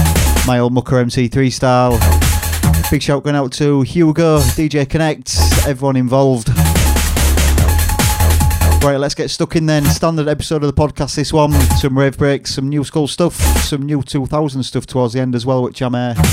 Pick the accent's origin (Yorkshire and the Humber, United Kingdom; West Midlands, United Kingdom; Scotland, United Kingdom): Yorkshire and the Humber, United Kingdom; Hull; my hometown of Hull